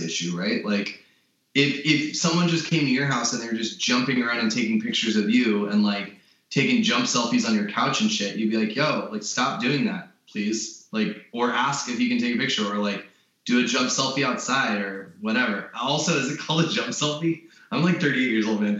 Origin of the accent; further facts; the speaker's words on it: Los Angeles, California, United States; I'm from Los Angeles. I'm from Southern California